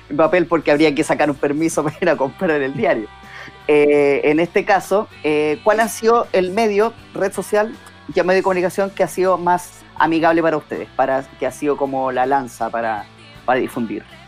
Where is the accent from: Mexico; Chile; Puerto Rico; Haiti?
Chile; no nos toca como chilenos